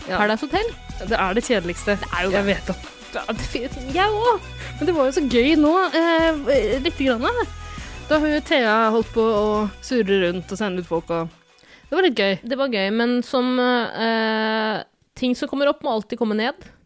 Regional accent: Bergen, Vestland, Norway; No, selvfølgelig er jeg fra Bergen!

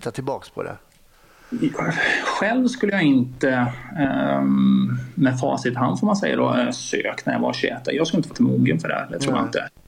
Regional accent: Skåne, Sweden; also born or lived in Borås; now in Lidköping, Sweden; Dels så är jag född och uppvuxen i Skåne faktiskt, även om inte det kanske hörs på dialekten på samma sätt längre. sen har jag gjort en liten tur till Borås bland annat och sen hamnat i Lidköping då.

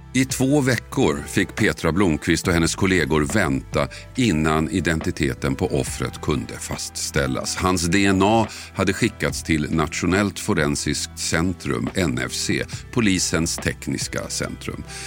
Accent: Huddinge/Tullinge/Tumba area, Stockholm County, Sweden; där jag växte upp låg orterna Huddinge, Tullinge, Tumba

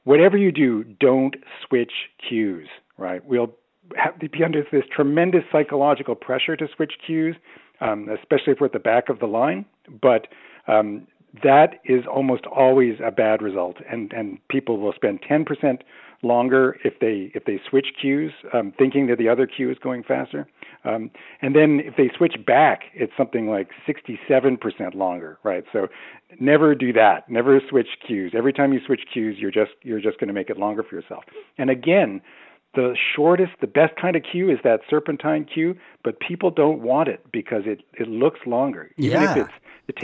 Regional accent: Toronto, Ontario, Canada; I'm from Toronto

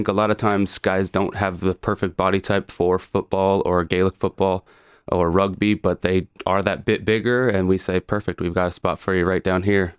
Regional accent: Colorado, United States; moved away as an adult; also born or lived in Australia; now in Ireland; From Colorado.

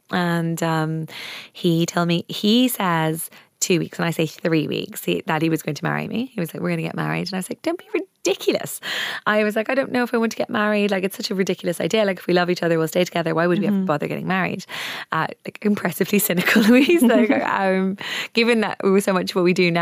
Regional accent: Wicklow, Leinster, Ireland; I was brought up in Wicklow.

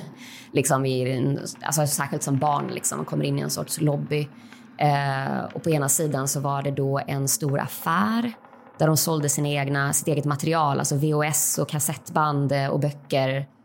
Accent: Uppsala, Uppsala County, Sweden; now in Malmö, Sweden; Eh, på slutet av 80-talet, början av 90-talet så växte jag upp på Livets Ord och gick på Livets Ords kristna skola. Eh, jag bor med min man och dotter i Malmö

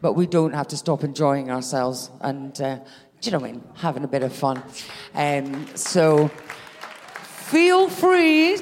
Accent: Scotland, United Kingdom; "Oh, where are you from?" I said, "Scotland."

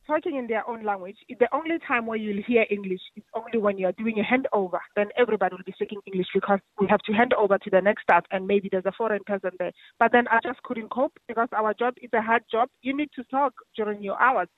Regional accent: South Africa; now in Ireland; I'm not Irish, I'm South African.

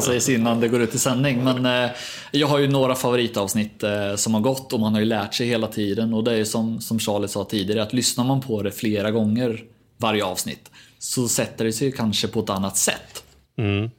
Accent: Norrköping, Östergötland, Sweden; accent: Östergötland dialect; jag är ju hemma i Norrköping annars. Jag klipper ju från Östergötland om det går att dölja den dialekten

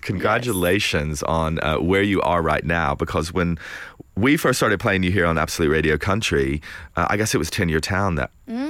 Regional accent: East Tennessee, United States; I'm from East Tennessee, and we have a different word for corn cob.

